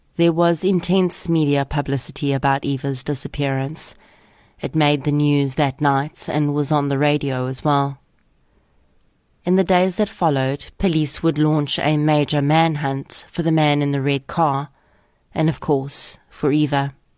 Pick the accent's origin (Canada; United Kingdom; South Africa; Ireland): South Africa; Boksburg, Gauteng; I grew up on the East Rand of Gauteng and attended Boksburg High School from grade eight all the way through to matric